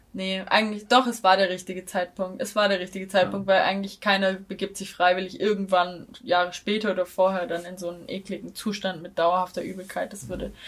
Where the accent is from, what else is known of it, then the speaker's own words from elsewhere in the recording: Baden-Württemberg, Germany; now in Tübingen, Germany; meiner Heimatstadt wohnen, die ist eine halbe Stunde mit dem Auto entfernt